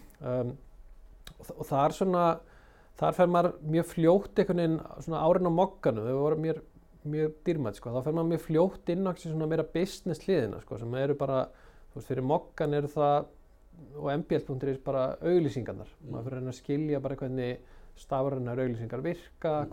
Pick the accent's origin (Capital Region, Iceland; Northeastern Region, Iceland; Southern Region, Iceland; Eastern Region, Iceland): Capital Region, Iceland; Garðabær; also born or lived in Akranes; Ég er þarna uppalinn á Akarnasi og við flyttjum í, í Garðabæn þegar ég er nýjára gammal